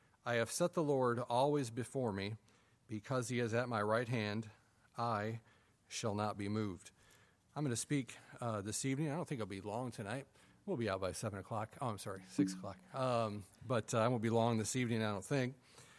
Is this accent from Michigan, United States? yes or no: yes; Adrian, Michigan, United States; I grew up in Adrian, Michigan. It's, as all Michigan people always say, if you're from Michigan, you always use the little mitten here and point where you were.